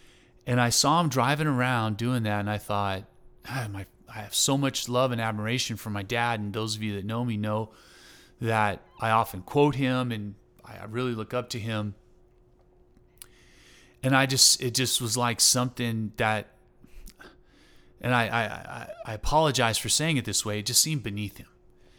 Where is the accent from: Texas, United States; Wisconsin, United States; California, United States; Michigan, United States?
Texas, United States; I was raised in Southeast Texas, and so, playing football and fishing and hunting and, you know, running around pickup trucks, getting into trouble.